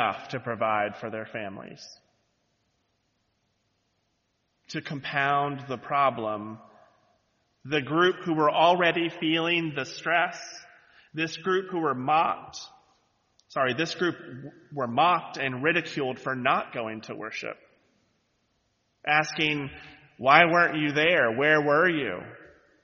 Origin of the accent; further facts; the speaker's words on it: the Bible Belt, United States; moved away; I grew up in the Bible Belt, so everyone was in church on Sundays